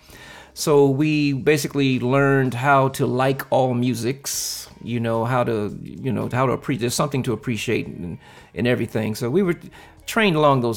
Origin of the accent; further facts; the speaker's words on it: Compton, California, United States; I am a California native, actually straight out of Compton